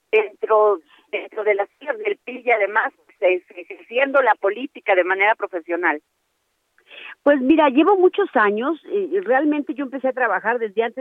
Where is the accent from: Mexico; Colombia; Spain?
Mexico; Hidalgo; determinó mi vida y la de la propia comunidad de donde soy originaria, de una comunidad rural de la Sierra de Hidalgo. Y bueno, y también eh, cómo ha marcado mi infancia y mi origen